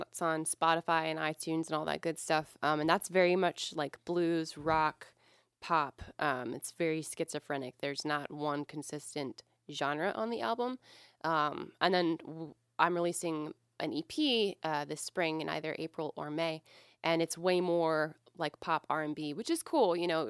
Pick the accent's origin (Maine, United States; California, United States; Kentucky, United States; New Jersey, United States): Maine, United States; also born or lived in Virginia; I grew up in Maine. And my parents were military, but half my life was in Maine, and then the rest of it was in Virginia.